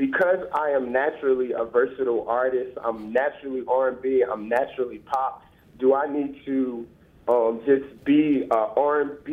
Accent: Philadelphia, Pennsylvania, United States; I'm from Philly

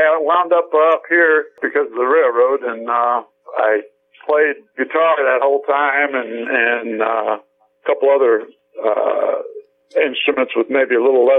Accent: Missouri, United States; also born or lived in St. Louis; Well, originally I'm from Missouri, South Missouri, actually, and I lived quite a few places in my adolescent years.

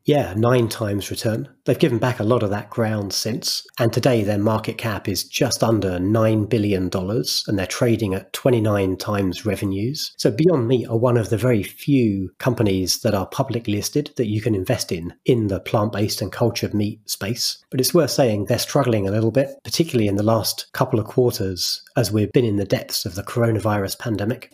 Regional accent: United Kingdom; As a British person

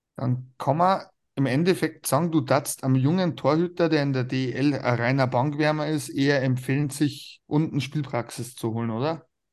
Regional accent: Regensburg, Bavaria, Germany; es ist meine Heimatstadt

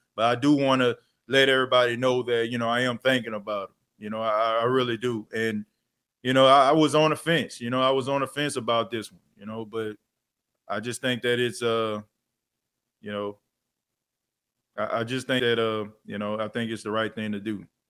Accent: New Orleans, Louisiana, United States; growing up in the Night Ward, New Orleans

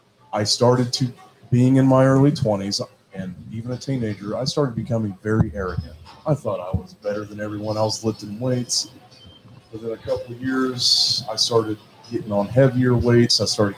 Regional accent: Cincinnati, Ohio, United States; when I was 6 months old, we moved to Ohio, and I grew up in Cincinnati, you know. So by default, I'm from here

